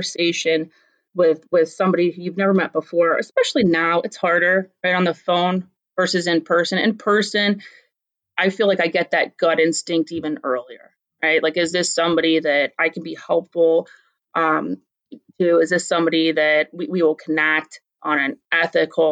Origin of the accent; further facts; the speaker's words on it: Columbus, Ohio, United States; also born or lived in Akron, Ohio; for the most of my childhood, I grew up in Columbus